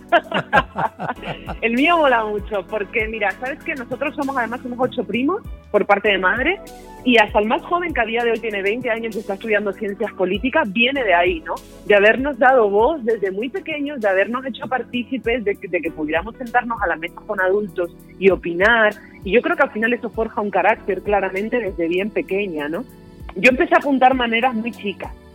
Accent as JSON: {"language": "Spanish", "town": "Las Palmas de Gran Canaria", "region": "Canary Islands", "country": "Spain", "tie": "born or raised there", "said": "yo nací, yo nací en Las Palmas de Gran Canaria, en el barrio de Vegeta"}